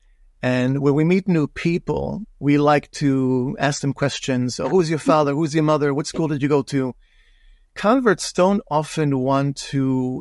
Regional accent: Israel; also born or lived in New York; now in Chicago, United States; So I was born in Israel. My family and I immigrated to America in around 1985. We lived in New York for some time.

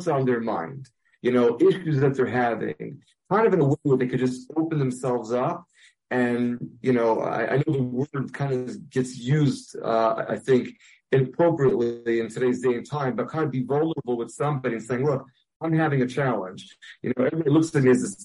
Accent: New York City, New York, United States; I grew up in Brooklyn

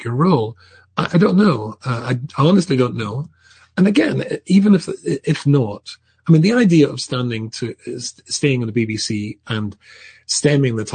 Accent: Scotland, United Kingdom; I'm instantly not English, I'm Scottish

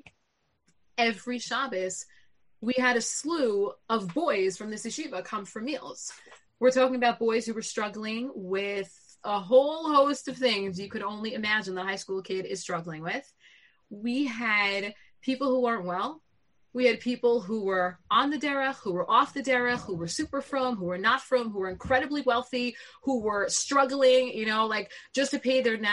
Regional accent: Lawrence, New York, United States; I grew up in Lawrence in the Five Towns

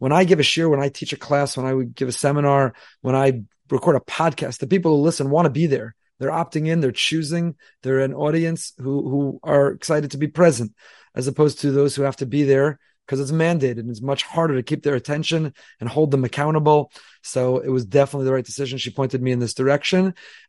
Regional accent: Teaneck, New Jersey, United States; I grew up in Teaneck, New Jersey, and I went to Yavin Academy. I went to Frisch.

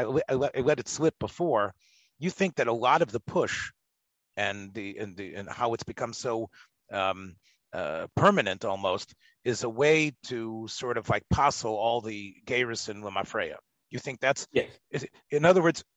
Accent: the South, United States; I'm from the South

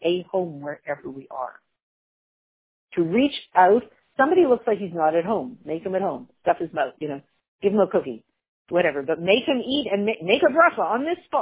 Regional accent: Canada; Growing up in Canada, which is not a very Jewish country

